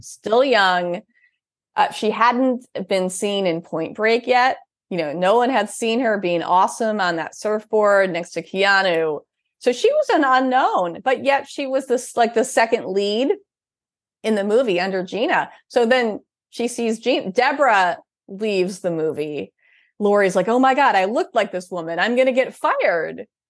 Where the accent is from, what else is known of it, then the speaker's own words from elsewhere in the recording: Upper Midwest, United States; I'm from the Upper Midwest